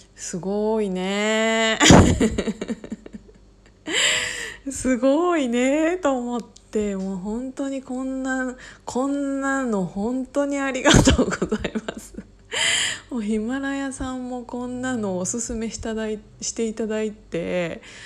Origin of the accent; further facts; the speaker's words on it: Kiryu, Gunma, Japan; moved away as an adult; also born or lived in Osaka; 私が高校を卒業するまでえっと、桐生に一緒に住んでい、あ、住んでいて、まあ、私はもちろん実家なんだけど